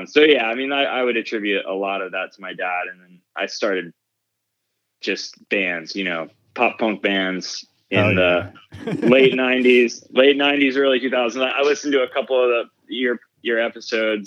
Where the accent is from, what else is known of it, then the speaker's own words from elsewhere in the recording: West Palm Beach, Florida, United States; moved away as an adult; also born or lived in St. Augustine, Florida; now in Nashville, United States; I grew up in South Florida, West Palm Beach, went to an arts high school there